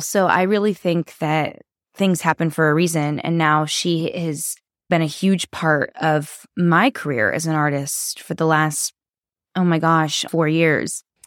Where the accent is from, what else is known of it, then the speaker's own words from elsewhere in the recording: Sacramento, California, United States; now in Nashville, United States; I grew up in Sacramento, California